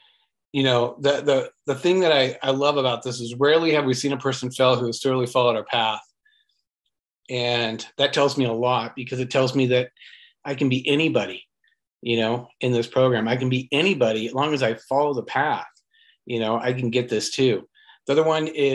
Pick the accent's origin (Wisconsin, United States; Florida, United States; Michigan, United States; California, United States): California, United States; Westminster; I grew up in Westminster, California